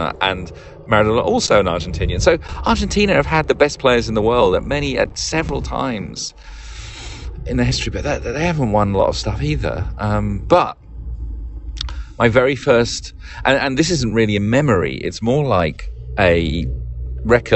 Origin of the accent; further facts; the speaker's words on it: London, United Kingdom; I was born and brought up in North London